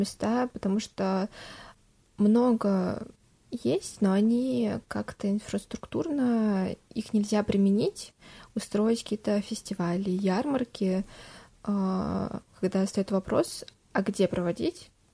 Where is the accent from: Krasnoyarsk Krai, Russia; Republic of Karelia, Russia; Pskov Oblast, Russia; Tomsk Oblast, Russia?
Tomsk Oblast, Russia; Tomsk; мы из Томска